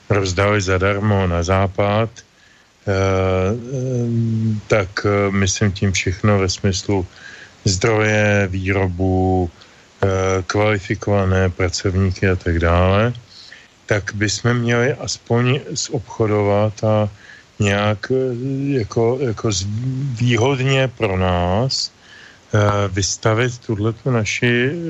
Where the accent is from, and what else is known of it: Czechia